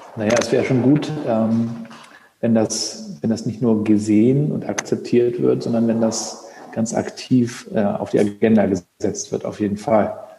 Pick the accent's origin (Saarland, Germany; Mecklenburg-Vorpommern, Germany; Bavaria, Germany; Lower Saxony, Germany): Mecklenburg-Vorpommern, Germany; Rostock; Rostocker Jung